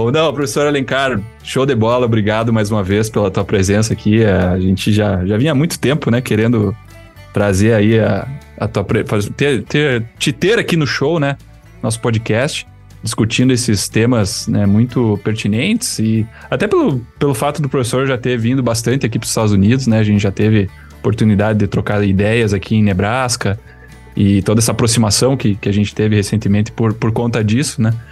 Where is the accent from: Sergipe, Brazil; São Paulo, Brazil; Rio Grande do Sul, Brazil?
Rio Grande do Sul, Brazil; Que, como um bom gaúcho, churrasco.